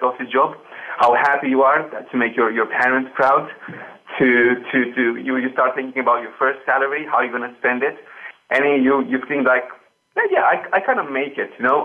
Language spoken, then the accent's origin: English; Romania; English is a second language; moved away as an adult; also born or lived in England; now in United Kingdom; I grew up in Romania and moved to start my university in England about 6 years ago. With little English, I came here just to start university.